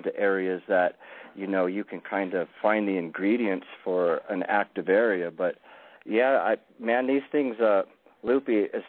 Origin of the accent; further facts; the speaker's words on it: Lookout Mountain, Colorado, United States; I was raised on Lookout Mountain, Colorado.